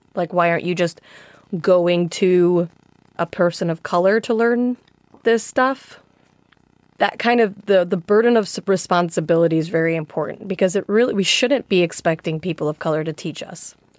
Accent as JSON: {"language": "English", "town": "Chicago", "region": "Illinois", "country": "United States", "tie": "born or raised there", "said": "as an American who grew up in Chicago"}